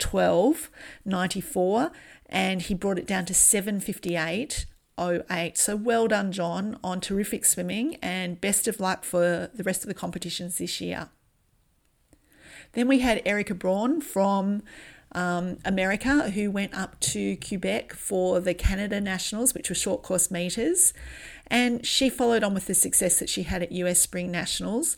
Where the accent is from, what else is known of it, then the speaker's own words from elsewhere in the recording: Australia; I'm from Australia, and as any adult of my generation would tell you, we spent a lot of or a huge amount of time in the sun growing up